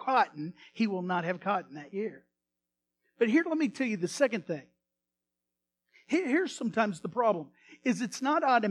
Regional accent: Iowa, United States; now in Texas, United States; I have a lot of relatives in Illinois, and I grew up in Iowa

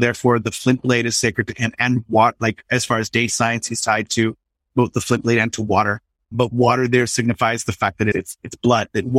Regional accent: Southern California, United States; moved away as an adult; also born or lived in New York; I'm from Southern California, so my ocean is the Pacific

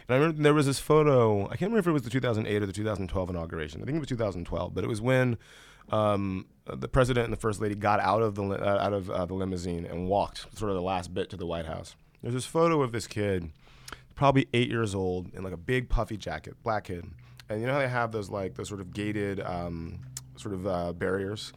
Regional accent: Columbus, Georgia, United States; moved away; I grew up in, in West Central Georgia.

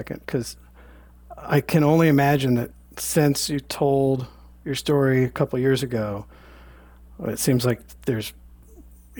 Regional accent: Chicago, Illinois, United States; now in Philadelphia, United States; I originally grew up in Chicago in the suburbs there. But I've been in Philly since the 90s

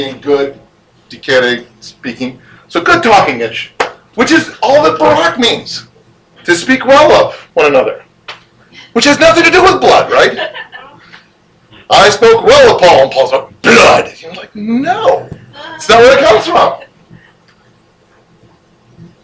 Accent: Illinois, United States; I'm from Illinois

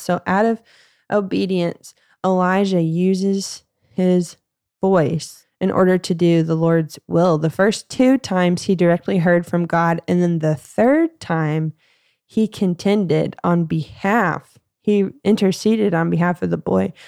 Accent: United States; growing up in the Southern Baptist Bible Belt in Texoma area, which is the Texas-Oklahoma borderline

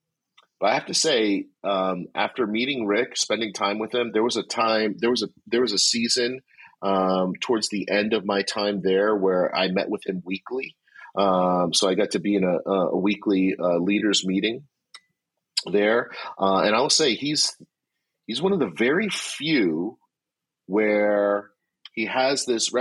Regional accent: New Jersey, United States; born and raised in Jersey. God's doing this tremendous thing through Liquid Church to my home state

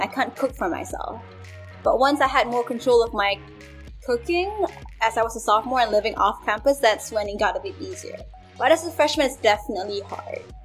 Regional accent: Malaysia; moved away as an adult; now in United States; growing up in Malaysia. But when I came here

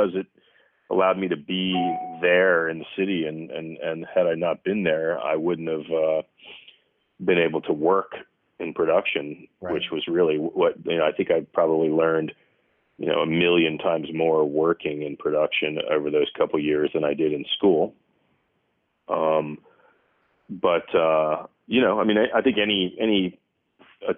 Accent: Virginia Beach, Virginia, United States; I'm from Virginia Beach

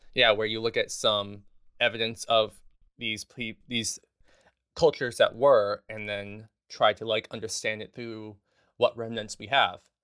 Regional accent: Los Angeles, California, United States; moved away as an adult; also born or lived in Houston, Texas; now in New York City, United States; I was born in Houston, Texas, but I primarily grew up in Los Angeles, California, in the San Fernando Valley, a little town called Van Nuys. Um, so from, like, two to eighteen, I was living there

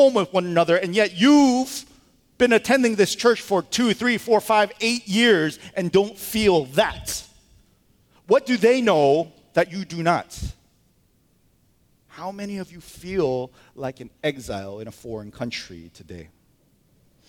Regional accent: United States; we're American

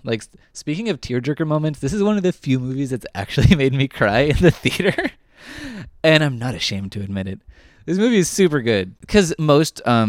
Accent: California, United States; No, I grew up in Southern California.

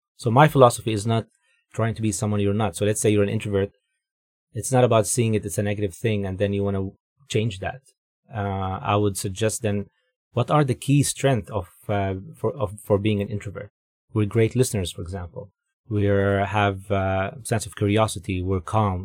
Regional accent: Dubai, United Arab Emirates; moved away as an adult; also born or lived in Jordan; now in Vancouver, Canada; I'm originally from the Middle East. Um, was born in Jordan, grew up in Dubai, then moved to Vancouver here with, uh, my wife

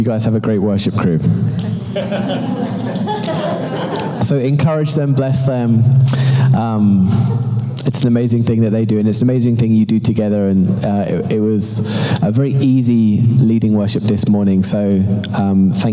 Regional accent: London, United Kingdom; moved away as an adult; now in Toronto, Canada; As you can tell from my accent, I'm not actually from Toronto. I am, in fact, from London, UK

